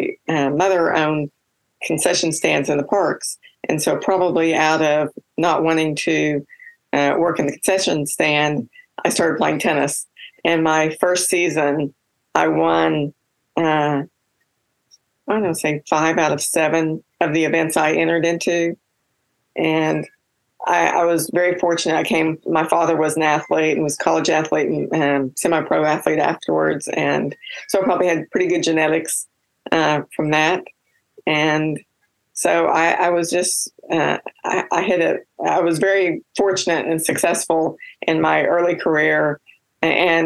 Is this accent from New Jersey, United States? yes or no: no; Kentucky, United States; moved away as an adult; now in Oklahoma, United States; I was born and raised in Kentucky